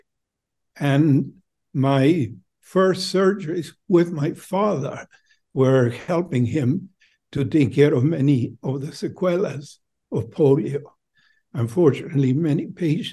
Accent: Buenos Aires, Argentina; moved away as an adult; now in United States; I'm originally from Buenos Aires, Argentina

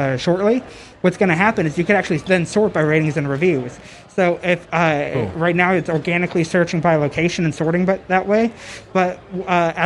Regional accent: Texas, United States; I'm from Texas here

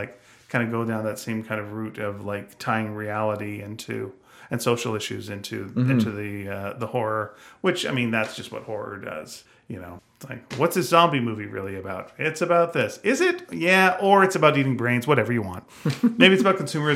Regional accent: Canada; we're Canadian

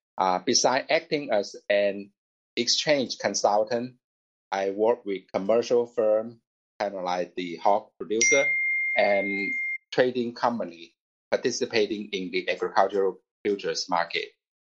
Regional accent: China; also born or lived in St. Louis, United States / Chicago, United States; now in United States; Actually, I was born in China and came to the U.S. 30 years ago in December 1991, a long time ago.

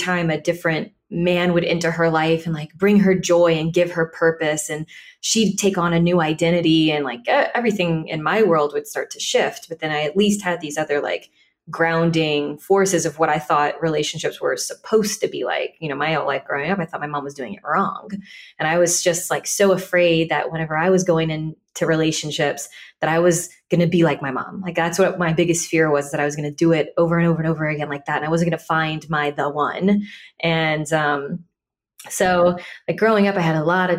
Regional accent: Deep South Louisiana, United States; I grew up in Deep South Louisiana

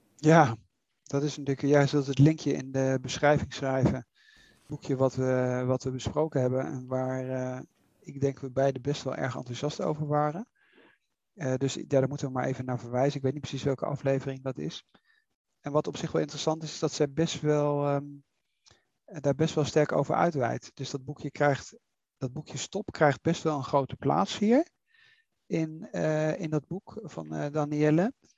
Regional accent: Netherlands; moved away; ik ben, eh, ik ben Nederlander

